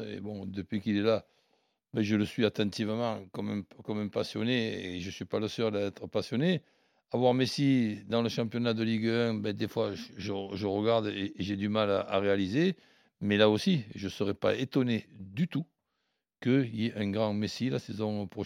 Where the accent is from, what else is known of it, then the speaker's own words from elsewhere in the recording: Marseille, Provence-Alpes-Côte d'Azur, France; Donc je suis Marseillais, on sait pour qui je suis.